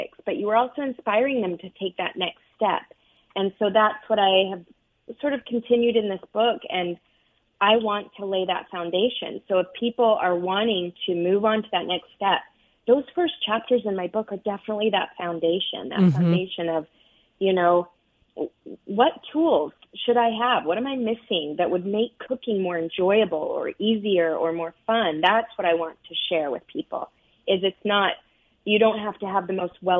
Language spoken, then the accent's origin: English; United States; moved away as an adult; also born or lived in Arizona / Utah; now in New York, United States; I grew up out west in Arizona and Utah